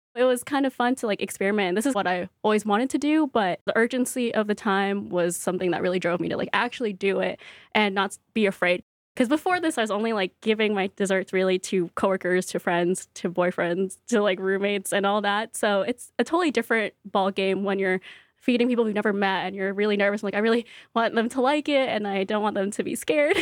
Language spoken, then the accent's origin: English; Stockton, California, United States; also born or lived in San Jose, California; now in Brooklyn, United States; I was born in San Jose, and I lived there for six years, and then we moved to Stockton, which is in the Central Valley